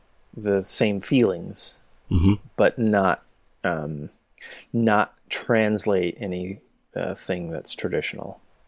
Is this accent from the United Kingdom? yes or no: no; Southwest, United States; we grew up in the Southwest.